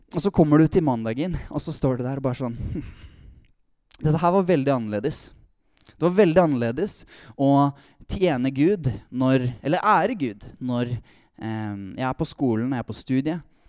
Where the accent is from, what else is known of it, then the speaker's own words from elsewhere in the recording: Tønsberg, Vestfold, Norway; Kommer fra Tønsberg